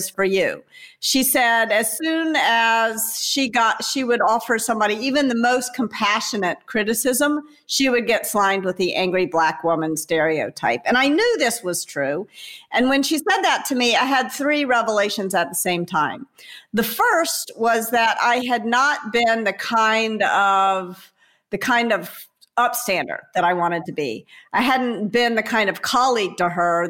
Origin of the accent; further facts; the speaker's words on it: Memphis, Tennessee, United States; I'm from Memphis, Tennessee, here in the U.S.